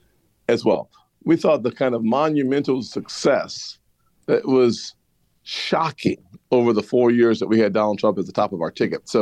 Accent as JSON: {"language": "English", "region": "South Carolina", "country": "United States", "tie": "born or raised there", "said": "my home state"}